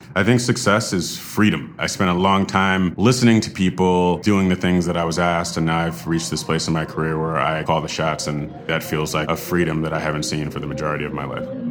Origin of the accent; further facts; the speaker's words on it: New York City, New York, United States; moved away as an adult; now in Los Angeles, United States; growing up in Tribeca.